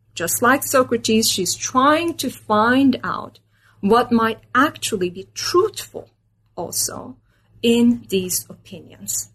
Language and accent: English; Istanbul, Turkey; moved away as an adult; also born or lived in Minnesota, United States; I was born and raised in Istanbul, Turkey.